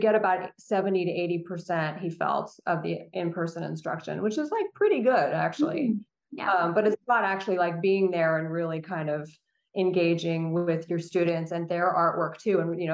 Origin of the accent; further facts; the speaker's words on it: Central Coast of California, United States; I grew up actually on the Central Coast and of California